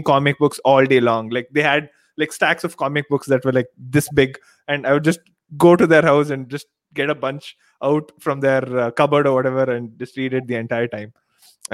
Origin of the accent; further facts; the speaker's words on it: Mysore, Karnataka, India; first language Telugu; English is a second language; I grew up in Mysore, which is like 3 hours away from Bangalore